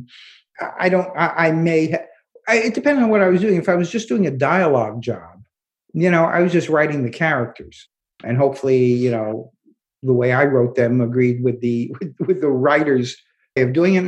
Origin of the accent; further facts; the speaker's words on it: New York City, New York, United States; I'm from Brooklyn